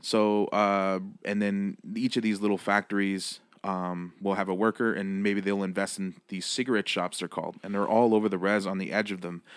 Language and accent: English; Six Nations, Ontario, Canada; also born or lived in Brantford, Ontario; born and raised on Six Nations, Ontario